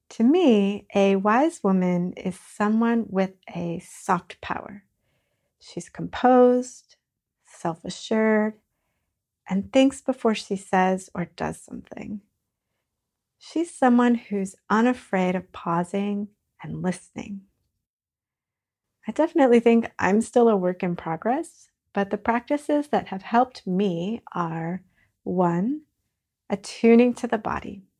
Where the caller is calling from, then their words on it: Virginia, United States; I'm joining you from Northern Virginia